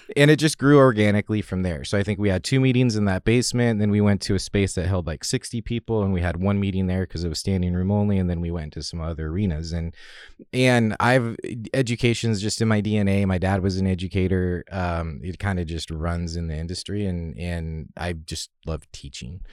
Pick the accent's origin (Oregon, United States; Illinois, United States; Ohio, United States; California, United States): Oregon, United States; Salem; I grew up in Salem outside of Portland